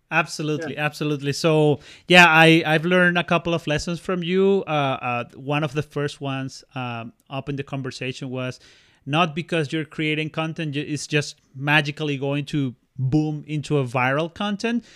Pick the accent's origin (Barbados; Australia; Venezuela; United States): Venezuela; now in Canada; Christmas in my home country in Venezuela